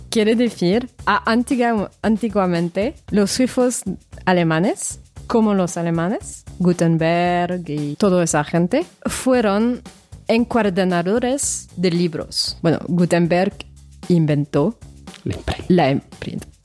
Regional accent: France; Spanish is a second language; soy francesa.

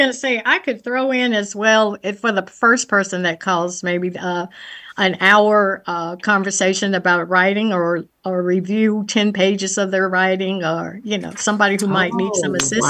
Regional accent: Washington, District of Columbia, United States; growing up in the Shaw community in DC.

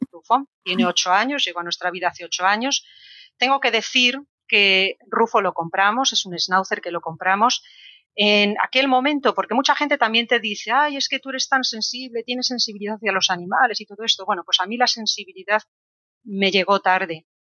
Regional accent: Cartagena, Region of Murcia, Spain; also born or lived in Vilagarcía de Arousa; porque yo estudié el instituto en Villa García, aunque soy de Cartagena, como mi padre era militar, viajamos por muchas ciudades, ¿no?

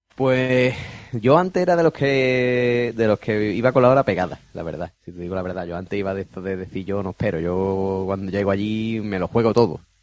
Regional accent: Spain; soy español

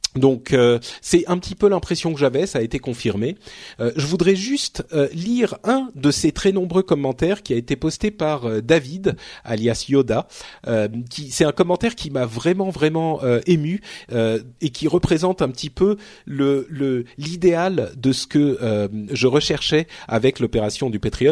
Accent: Paris, Île-de-France, France; je suis un Parisien, Parisien né. Je suis un Parigo tête de veau

